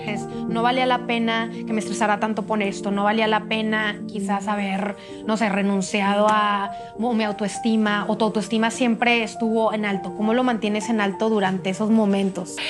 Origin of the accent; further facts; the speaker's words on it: Monterrey, Nuevo León, Mexico; Cintia y yo somos de Monterrey